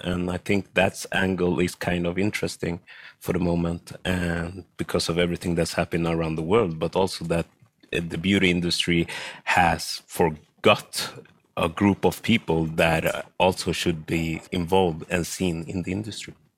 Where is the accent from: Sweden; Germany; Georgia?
Sweden; I am born and raised in Sweden. My parents come from Ghana and Togo in West Africa